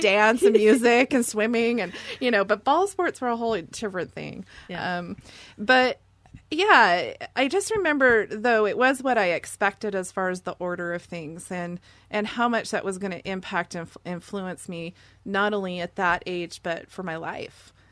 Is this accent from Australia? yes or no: no; Seattle, Washington, United States; I'm from Seattle and born and raised there